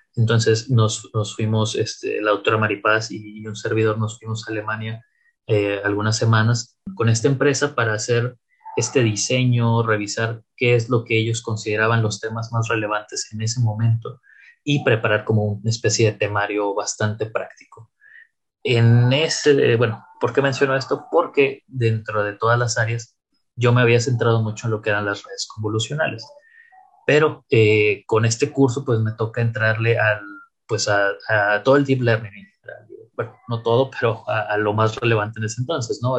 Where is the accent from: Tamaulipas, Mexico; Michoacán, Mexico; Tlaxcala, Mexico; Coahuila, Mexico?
Tamaulipas, Mexico; Tampico; moved away as an adult; also born or lived in Saltillo; now in Monterrey, Mexico; soy originario de la ciudad de Tampico, Tamaulipas